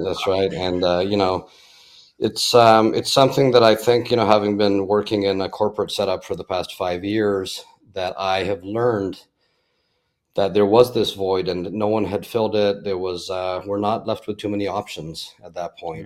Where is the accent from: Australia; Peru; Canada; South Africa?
Canada; Toronto, Ontario; moved away as an adult; also born or lived in Orlando, Florida; now in Fort Myers, United States; born in Canada, born and raised in Toronto